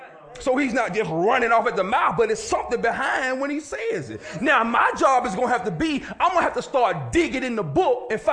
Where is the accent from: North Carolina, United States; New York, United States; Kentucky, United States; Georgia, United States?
Georgia, United States; Villa Rica; Sandwich, but I mean sandwich in the country. I'm from Villarica.